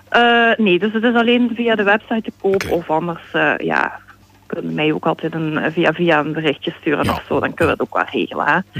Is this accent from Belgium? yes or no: yes; Sint-Pieters-Voeren, Flanders, Belgium; moved away as an adult; now in Hasselt, Belgium; ik ben, eh, opgegroeid in Sint-Pieterswoerden.